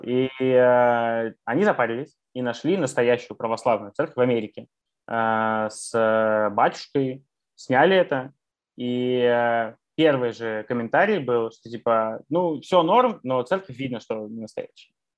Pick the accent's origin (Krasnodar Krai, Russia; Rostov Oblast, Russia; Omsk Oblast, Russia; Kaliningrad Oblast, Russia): Kaliningrad Oblast, Russia; Kaliningrad; moved away; also born or lived in Canada; я вырос в Калининграде